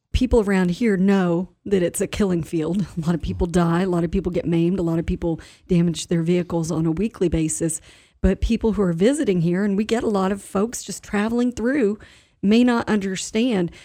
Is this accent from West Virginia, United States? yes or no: yes; Inwood, West Virginia, United States; I've been using the roundabout in Inwood more. It's my, it's my hometown